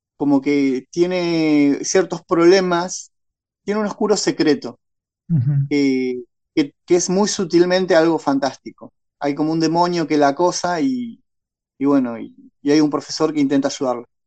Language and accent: Spanish; Tornquist, Buenos Aires Province, Argentina; also born or lived in Ciudad del Este, Paraguay; now in Bahía Blanca, Argentina; Yo ahora estoy en Bahía Blanca, pero viví toda mi infancia y adolescencia en Torkins